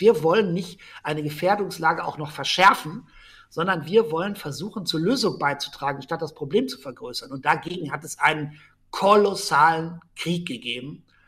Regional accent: Germany; moved away as an adult; also born or lived in Rome, Italy; ich als Deutscher in Rom

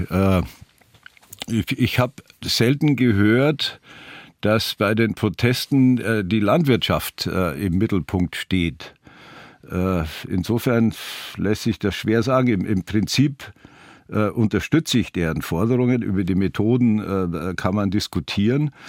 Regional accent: Bavaria, Germany; meiner Heimatregion, im Rupertiwinkel, Süd, ganz im Südosten von Bayern

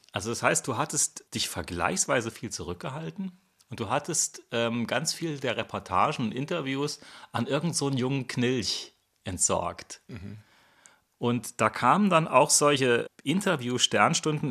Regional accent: Saarland, Germany; mich als Saarländer

